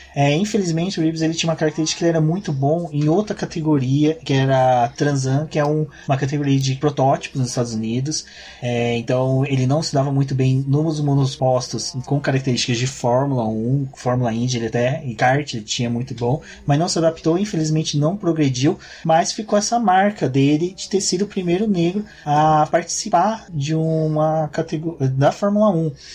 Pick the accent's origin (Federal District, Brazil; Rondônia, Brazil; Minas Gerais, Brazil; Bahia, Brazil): Minas Gerais, Brazil; now in São Paulo, Brazil; eu sou de uma região que não sofre tanto preconceito, que é Minas Gerais